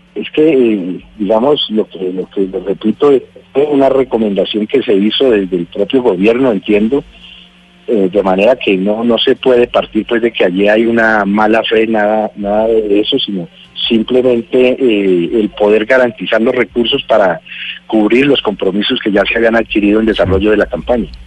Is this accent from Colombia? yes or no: yes; Colombia; como ciudadanos colombianos